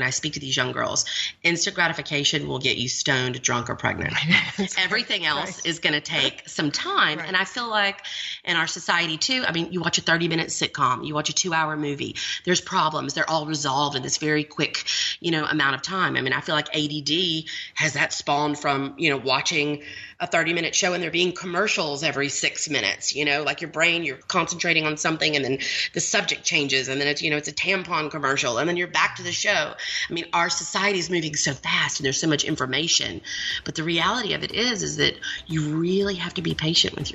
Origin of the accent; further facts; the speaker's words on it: Montgomery, Alabama, United States; I was raised in the South. I was raised in Montgomery, Alabama